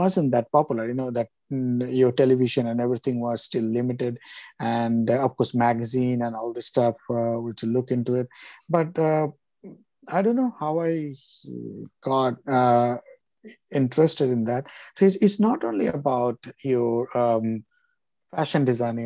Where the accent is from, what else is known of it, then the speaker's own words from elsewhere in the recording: Kolkata, West Bengal, India; moved away; I grew up in Calcutta, so I'm a Bengali 100%